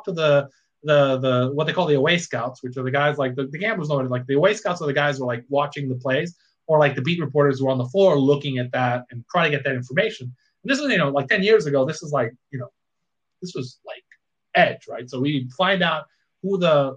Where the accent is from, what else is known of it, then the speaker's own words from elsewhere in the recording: Puerto Rico; I grew up in Puerto Rico